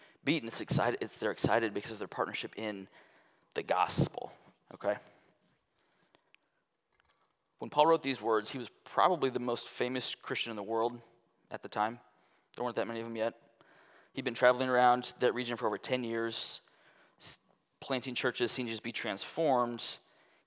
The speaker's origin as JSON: {"language": "English", "region": "Midwest", "country": "United States", "tie": "born or raised there", "also_born_or_lived": "Kansas City", "said": "Growing up in the Midwest"}